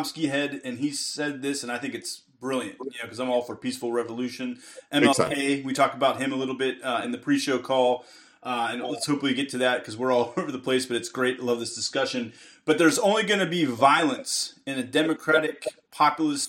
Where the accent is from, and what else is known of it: United States